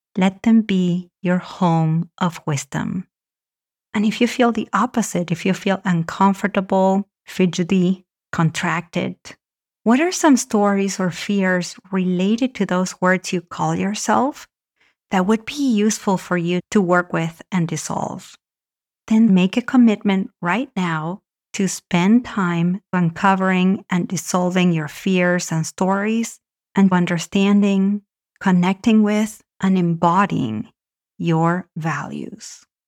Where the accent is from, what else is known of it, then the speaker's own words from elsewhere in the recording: Argentina; moved away; I grew up in Argentina